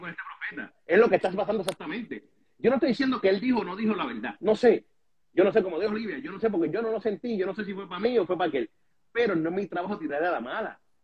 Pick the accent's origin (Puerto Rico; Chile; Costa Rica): Puerto Rico; yo creciendo en Puerto Rico